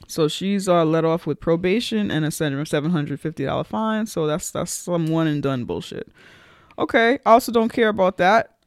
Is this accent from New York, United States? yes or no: yes; New York City, New York, United States; when I was growing up in the Bronx